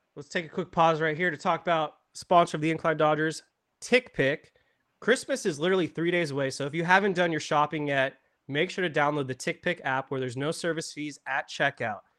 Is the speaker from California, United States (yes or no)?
yes; Ventura County, California, United States; I'm from Ventura County